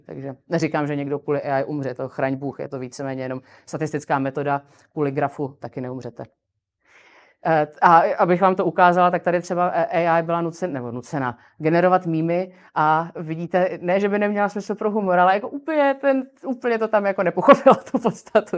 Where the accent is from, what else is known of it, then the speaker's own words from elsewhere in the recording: Czechia; u nás v Čechách